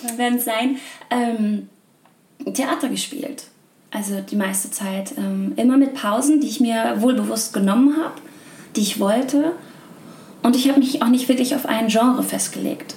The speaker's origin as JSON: {"language": "German", "region": "Hamburg", "country": "Germany", "tie": "born or raised there", "said": "ich bin eine gebürtige Hamburgerin"}